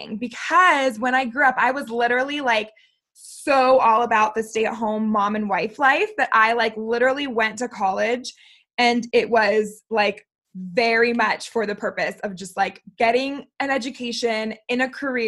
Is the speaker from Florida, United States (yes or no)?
yes; Florida, United States; moved away as an adult; now in Utah, United States; I am a Florida native originally